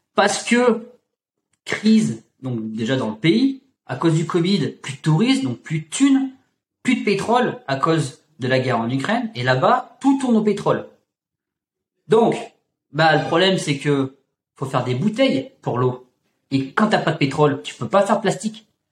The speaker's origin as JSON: {"language": "French", "region": "Auvergne-Rhône-Alpes", "country": "France", "tie": "born or raised there", "said": "je viens je viens d'Auvergne"}